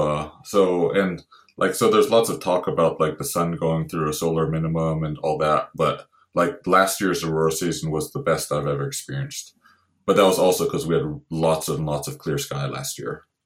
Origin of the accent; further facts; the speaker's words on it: Santa Barbara, California, United States; moved away as an adult; now in Lofoten, Norway; I grew up in Santa Barbara, California originally